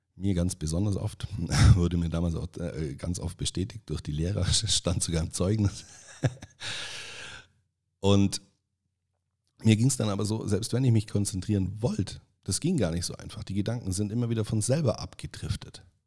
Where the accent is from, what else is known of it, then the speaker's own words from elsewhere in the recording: Allgäu, Bavaria, Germany; accent: Allgäu dialect; ich spreche ab dieser Folge einfach so, im Allgäu sagt man, wie mir das Maul gewachsen ist